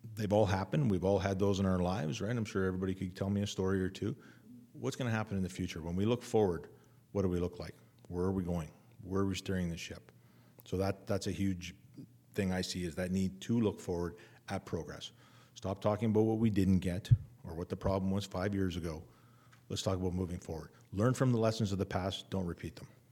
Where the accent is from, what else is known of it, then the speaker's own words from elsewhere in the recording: Winnipeg, Manitoba, Canada; moved away as an adult; I come from Winnipeg, I literally lived downtown.